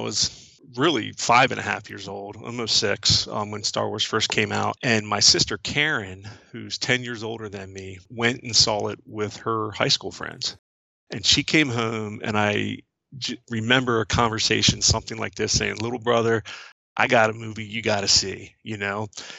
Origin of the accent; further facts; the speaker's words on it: New Carrollton, Maryland, United States; so I'm 49 now, I'll be 50 in October, and I grew up in New Carrollton, Maryland, which is a suburb of Washington, D.C., and as the crow flies, it's about 5 miles from D.C., so it's pretty close, so I always kind of considered myself a D.C. guy